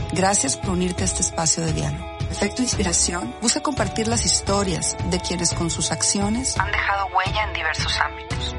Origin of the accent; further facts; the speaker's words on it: Mexico; Yo soy una mexicana orgullosa